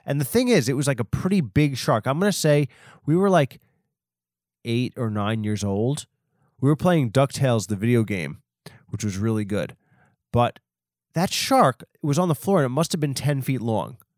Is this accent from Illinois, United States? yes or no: no; Long Island, New York, United States; I'm from Long Island